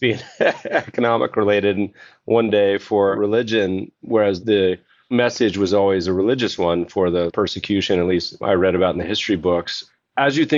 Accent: North Carolina, United States; now in Los Angeles, United States; I grew up partially in North Carolina

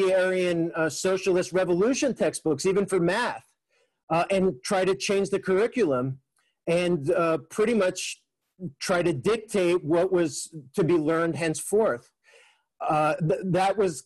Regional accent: Mexico; moved away; growing up in Mexico during the 1980s

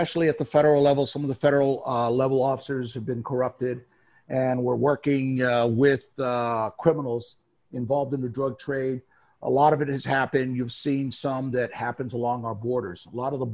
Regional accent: Phoenix, Arizona, United States; I grew up in Phoenix

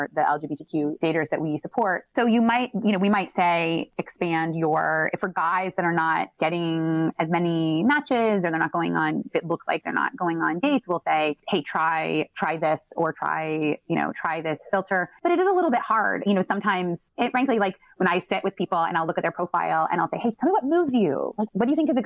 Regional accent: Midwest, United States; I'm from the Midwest

